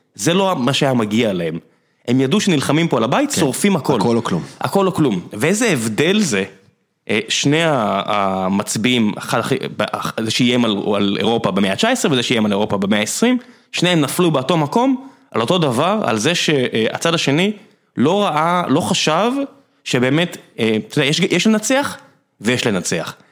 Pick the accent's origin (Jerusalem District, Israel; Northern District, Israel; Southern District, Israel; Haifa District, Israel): Southern District, Israel; Beersheba; moved away as an adult; now in Tel Aviv, Israel; גדלתי בבאר שבע ועכשיו אני בתל אביב